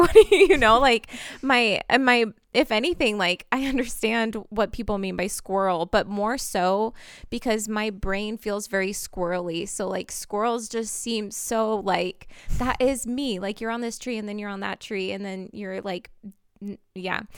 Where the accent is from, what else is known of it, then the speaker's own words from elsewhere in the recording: Portland, Oregon, United States; I'm actually from Portland